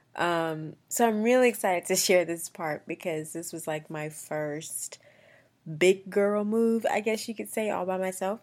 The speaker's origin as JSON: {"language": "English", "town": "Columbia", "region": "South Carolina", "country": "United States", "tie": "born or raised there", "also_born_or_lived": "Augusta, Georgia", "moved": "as an adult", "lives_now": "Atlanta, United States", "said": "I just grew up there"}